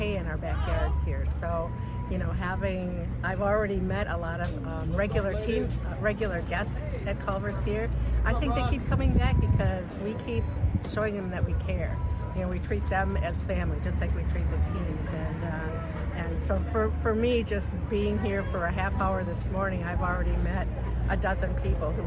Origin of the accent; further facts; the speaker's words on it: Wisconsin, United States; we're from Wisconsin